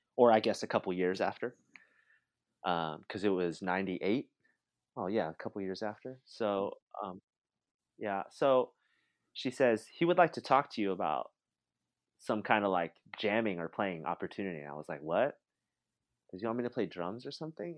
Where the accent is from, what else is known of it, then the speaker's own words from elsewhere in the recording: Santa Rosa, California, United States; also born or lived in Santa Cruz; this naive little kid from the suburbs of Santa Rosa